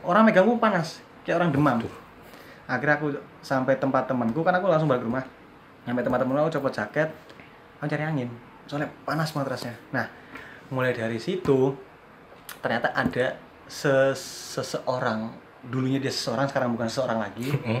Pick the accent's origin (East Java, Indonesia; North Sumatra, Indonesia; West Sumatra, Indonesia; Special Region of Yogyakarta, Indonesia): Special Region of Yogyakarta, Indonesia; Wonosari; also born or lived in Cirebon, West Java; lahir di Cirebon Jawa Barat dari SD kelas 5 pindah ke Wonosari